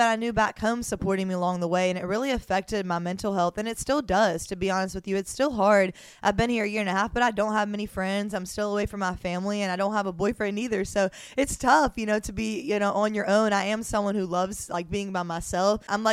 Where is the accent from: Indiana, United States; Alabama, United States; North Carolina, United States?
Alabama, United States; Mobile; moved away as an adult; now in Miami, United States; I was born and raised in Mobile, Alabama.